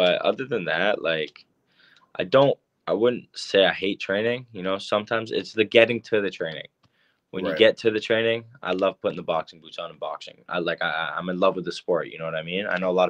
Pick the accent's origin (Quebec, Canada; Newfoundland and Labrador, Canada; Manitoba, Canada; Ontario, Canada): Ontario, Canada; Barrie; my hometown, Barrie, Ontario